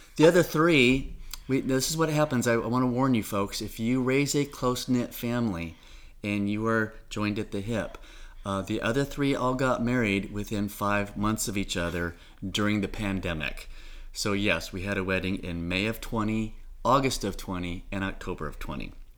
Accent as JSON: {"language": "English", "area": "Orange County", "region": "Southern California", "country": "United States", "tie": "born or raised there", "moved": "as an adult", "lives_now": "Suwanee, United States", "said": "I've grown up in Orange County all my life, out in Southern California."}